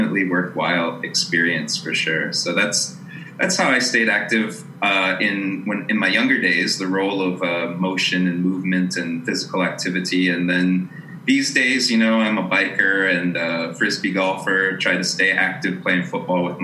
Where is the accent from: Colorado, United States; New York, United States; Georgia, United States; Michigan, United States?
Colorado, United States; Aurora; I'm originally from Aurora, Colorado, suburb of Denver